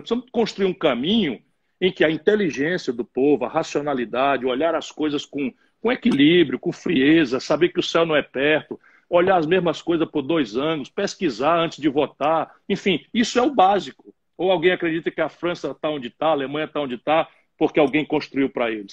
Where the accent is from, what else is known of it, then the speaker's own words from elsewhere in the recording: Sobral, Ceará, Brazil; also born or lived in Pindamonhangaba, São Paulo / Adamantina, São Paulo; Meu pai era, era prefeito em Sobral